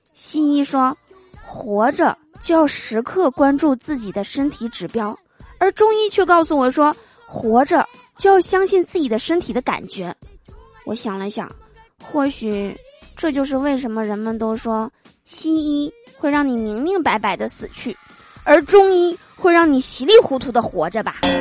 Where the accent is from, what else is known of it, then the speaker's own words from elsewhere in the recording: Northeast China, China; 我总感觉这个东北人是特指的我呀